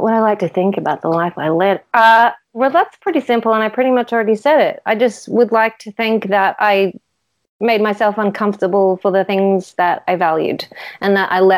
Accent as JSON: {"language": "English", "area": "near the Gold Coast", "region": "Queensland", "country": "Australia", "tie": "born or raised there", "moved": "yes", "lives_now": "Melbourne, Australia", "said": "I grew up in Queensland and near the Gold Coast, where the beaches are nice."}